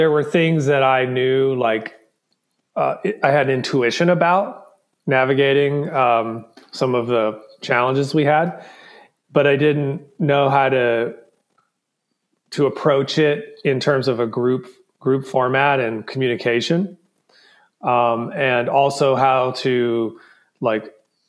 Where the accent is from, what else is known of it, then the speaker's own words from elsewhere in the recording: Southwest Virginia, United States; also born or lived in Memphis, Tennessee; I grew up in Southwest Virginia